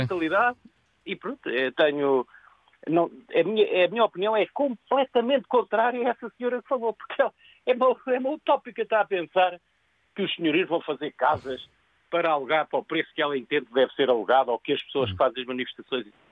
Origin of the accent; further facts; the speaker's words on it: Lisbon, Portugal; moved away as an adult; now in Algarve, Portugal; Eu nasci em Lisboa